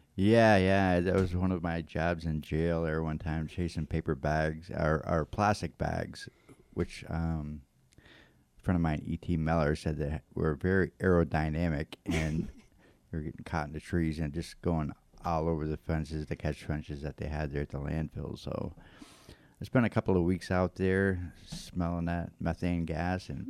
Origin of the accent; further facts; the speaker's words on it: Florence, Massachusetts, United States; I'm from Florence. I was born and raised here in Florence, Massachusetts, and um, I pretty much lived here all of my life.